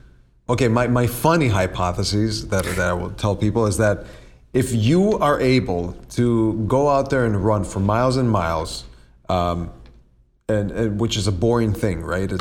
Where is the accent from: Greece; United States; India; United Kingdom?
Greece; English is a second language; I grew up in Greece and I went to high school in Greece.